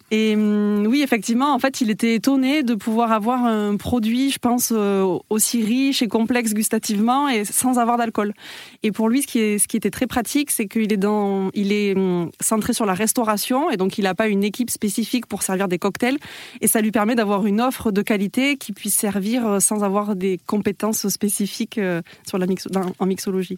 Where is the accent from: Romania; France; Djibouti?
France; Toulouse, Occitania; je suis toulousaine